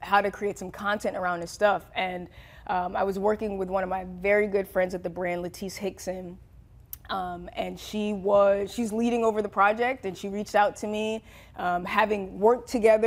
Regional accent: New Jersey, United States; We're both from New Jersey

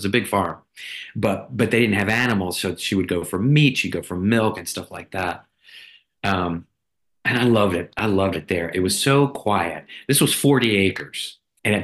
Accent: Sanford, North Carolina, United States; I spent a lot of my childhood growing up near Raleigh, near Sanford, North Carolina, on my grandma's farm. It was a 40-acre farm.

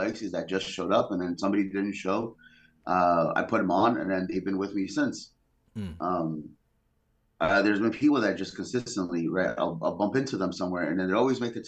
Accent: California, United States; So I'm from California. That's where I'm from

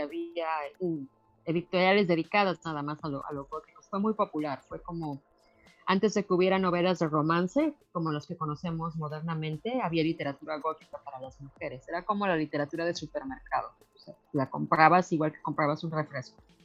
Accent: Mexico; now in Canada; cuando yo estaba creciendo en México

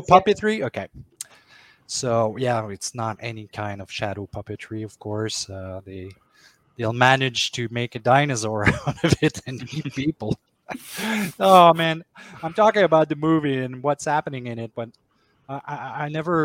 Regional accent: Maniwaki, Quebec, Canada; my hometown in Maniwaki

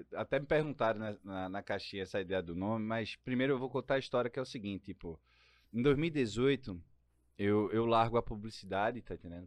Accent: Pernambuco, Brazil; accent: Pernambucan; Meu sotaque, cara, é brasileiro, cara. Não é só pernambucano

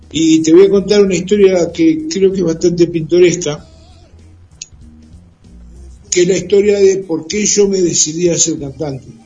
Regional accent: Mar del Plata, Buenos Aires Province, Argentina; Acá en Mar del Plata, soy nativo.

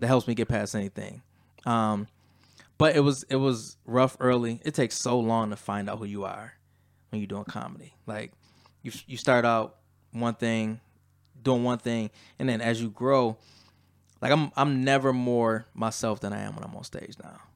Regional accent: Lackawanna, New York, United States; also born or lived in Atlanta, Georgia; growing up in Lackawanna

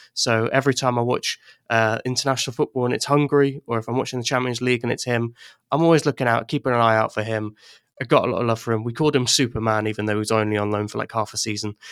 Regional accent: Ireland; also born or lived in England; now in Wales, United Kingdom; I'm English, but I grew up in Ireland, and then I moved back to England for a while, and now I live in Wales

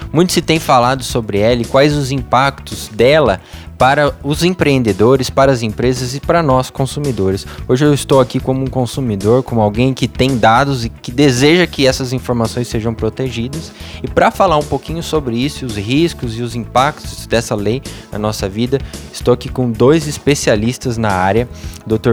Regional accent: Brazil; brasileiro, é, eu estou seguro, meu país é seguro

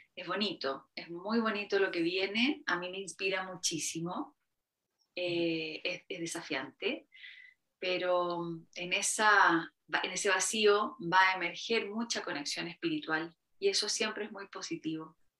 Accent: Chile; esta cosa que tenemos mucho los, chilenos

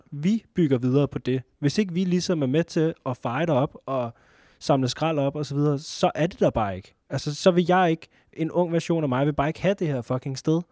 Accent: Næstved, Zealand, Denmark; nu kommer vi fra Næstved

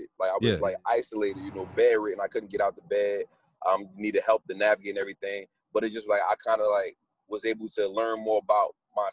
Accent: North New Jersey, United States; moved away as an adult; I'm from North New Jersey

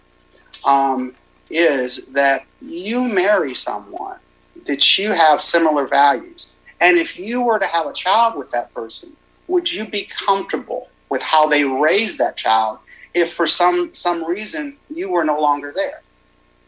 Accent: Los Angeles, California, United States; now in Kaufman, United States; I live in Kaufman now with my wife, but I'm from South Central LA, or the district, the Southern District of Los Angeles. And, you know, I grew up in an apartment, in a one-bedroom apartment with my dad

